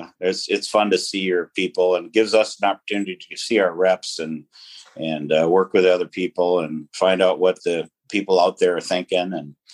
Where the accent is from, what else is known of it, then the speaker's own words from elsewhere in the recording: Fergus Falls, Minnesota, United States; I did. Yep.